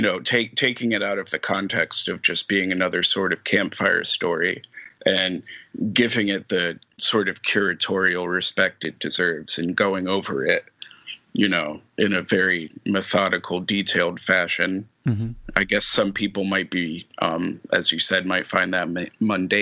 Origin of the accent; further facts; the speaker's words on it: New England, United States; now in Memphis, United States; I grew up in New England and now I'm in a very different, you know, historical context where I live now, being in Memphis